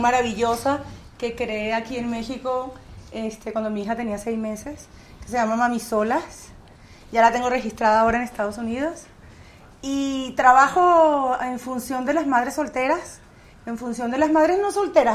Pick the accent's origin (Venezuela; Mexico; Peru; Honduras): Venezuela; moved away as an adult; also born or lived in Miami; now in California, United States; Cuando yo me fui de Venezuela, Chávez estaba preso, por cierto. Y el presidente era Rafael Caldera cuando yo me fui de mi país la primera vez.